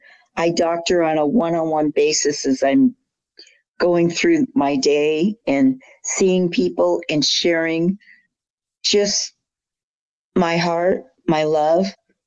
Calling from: Des Moines, Washington, United States; I'm just south of Seattle, little beach town.

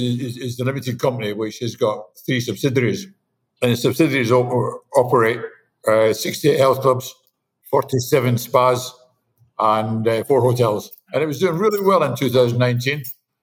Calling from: Miami, Florida, United States; My condo in Miami.

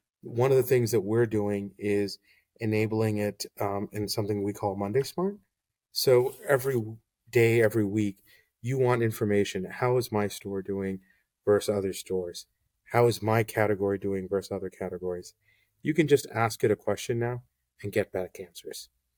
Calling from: Washington Crossing, Pennsylvania, United States; So I'm joining from Washington Crossing, Pennsylvania.

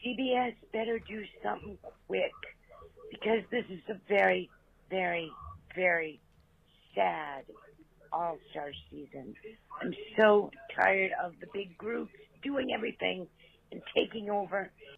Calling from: Rhode Island, United States; I'm calling from Rhode Island.

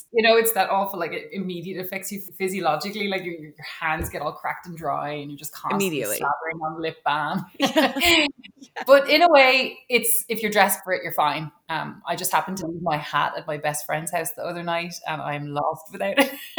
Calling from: Dublin, Leinster, Ireland; I'm tuning in from Dublin on a Friday evening. It's bitterly cold.

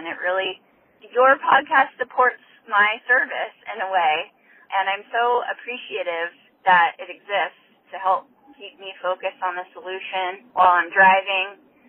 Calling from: Mountain View, California, United States; I'm an alcoholic from Mountain View, California.

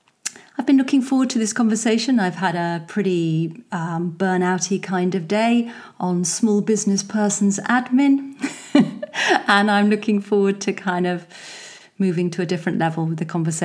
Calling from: Munster, Ireland; I'm speaking from West Cork in rural Southern Ireland.

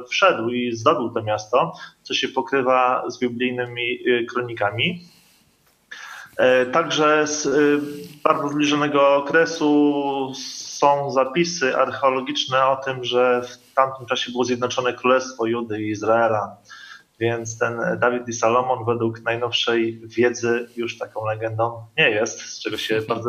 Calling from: Koszalin, West Pomeranian Voivodeship, Poland; E, jesteśmy, witamy z Koszalina.

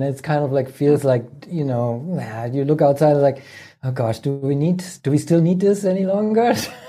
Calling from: Germany; I'm calling in from Germany, good old Germany.

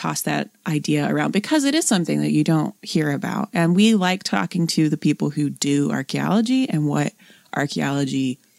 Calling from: Tuscaloosa, Alabama, United States; Also, I'm from Tuscaloosa, just north of Moundville, and would love to hear something about there, too.

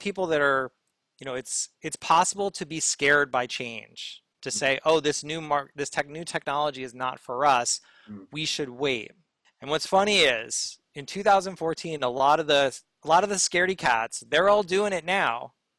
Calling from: New York City, New York, United States; I am calling from Brooklyn, New York.

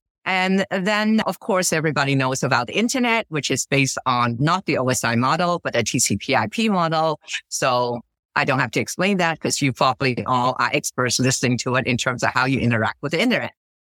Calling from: Stanford, California, United States; I'm calling in from Stanford, California.

